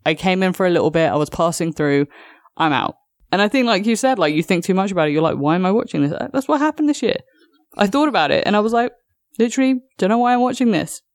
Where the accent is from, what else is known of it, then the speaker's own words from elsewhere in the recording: United Kingdom; as a Brit that grew up on EastEnders